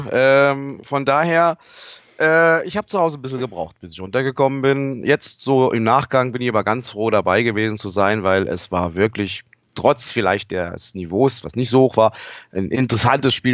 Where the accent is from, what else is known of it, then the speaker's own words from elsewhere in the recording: Saarland, Germany; now in Munich, Germany; Also, ähm, zu mir selber bin jetzt 53, komme aus dem Stamme aus dem Saarland